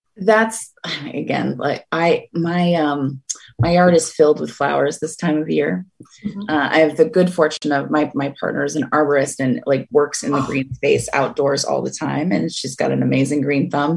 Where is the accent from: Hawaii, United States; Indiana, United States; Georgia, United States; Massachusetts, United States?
Massachusetts, United States; the Berkshires, Western; now in Cape Cod, United States; I grew up in the Berkshires. I grew up in the mountain region of Western Mass